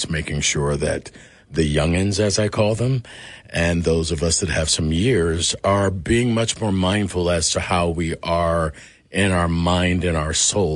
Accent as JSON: {"language": "English", "town": "Chicago", "region": "Illinois", "country": "United States", "moved": "yes", "lives_now": "Los Angeles, United States", "said": "from Chicago, Illinois. I live in Los Angeles"}